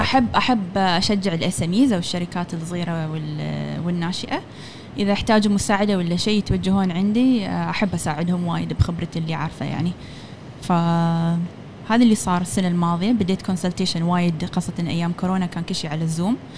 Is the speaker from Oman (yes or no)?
yes; Oman; هني كعمانيين